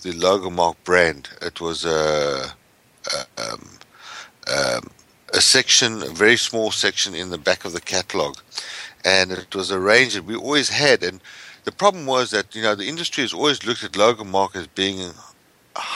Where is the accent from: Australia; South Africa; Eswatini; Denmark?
South Africa; moved away as an adult; now in United States; I come from South Africa originally.